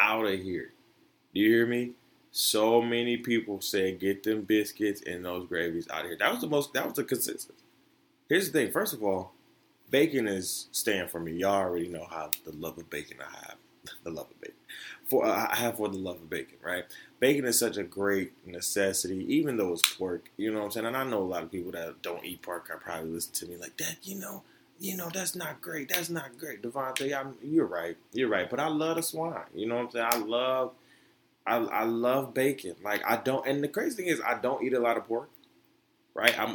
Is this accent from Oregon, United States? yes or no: no; Florida, United States; moved away; I'm from Florida, right? Being from the South